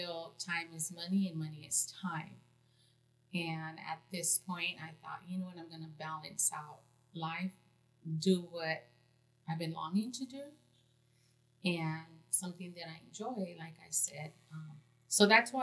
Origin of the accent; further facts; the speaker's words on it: California, United States; moved away; I'm originally from California